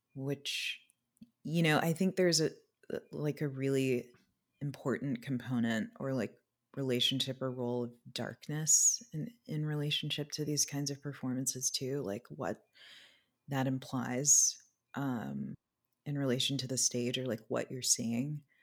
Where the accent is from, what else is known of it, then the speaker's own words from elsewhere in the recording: Anchorage, Alaska, United States; moved away; I also spent the early part of my childhood in Alaska. I was born in Anchorage